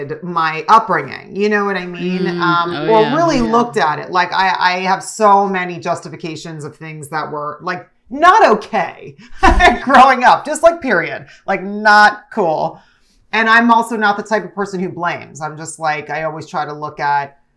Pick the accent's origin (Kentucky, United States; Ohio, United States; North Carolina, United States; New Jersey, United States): New Jersey, United States; youngest of five kids growing up in Jersey